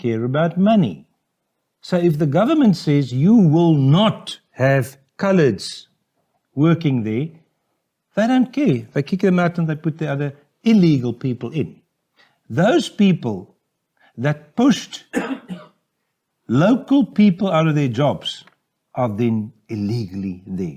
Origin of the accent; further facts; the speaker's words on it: Cape Town, Western Cape, South Africa; we're all from Cape Town